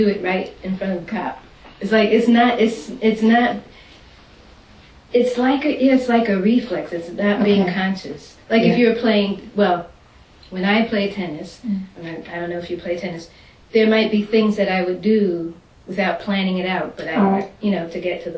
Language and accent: English; New York City, New York, United States; now in Washington, DC, United States; I'm originally from Manhattan, and there's a way that we drive in Manhattan that they don't drive here.